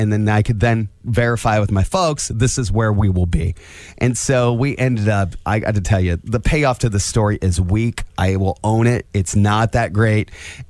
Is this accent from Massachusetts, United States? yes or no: no; Angola, Indiana, United States; moved away; I grew up in Angola. My parents now live in South Bend.